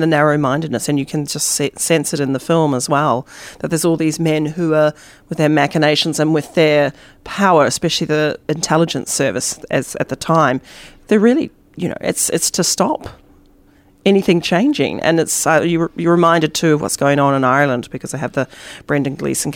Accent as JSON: {"language": "English", "country": "New Zealand", "said": "I'm a New Zealander"}